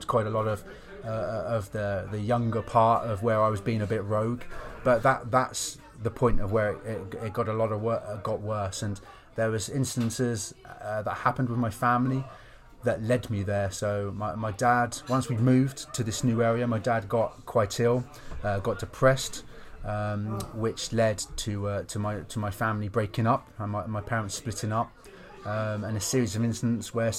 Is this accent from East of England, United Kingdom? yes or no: yes; Lowestoft, East of England, United Kingdom; I moved into a halfway house in my hometown, Lowestoft.